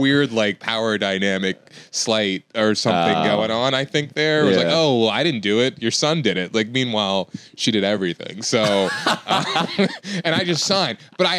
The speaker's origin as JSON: {"language": "English", "town": "Richmond", "region": "Virginia", "country": "United States", "tie": "born or raised there", "also_born_or_lived": "West Chester, Pennsylvania", "said": "I feel like I'm from Virginia because like from 8 or 9"}